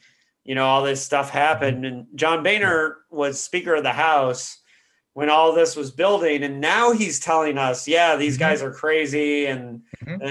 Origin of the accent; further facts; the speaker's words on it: Bloomington, Indiana, United States; moved away; I grew up in Bloomington, which is an hour south of in Indianapolis.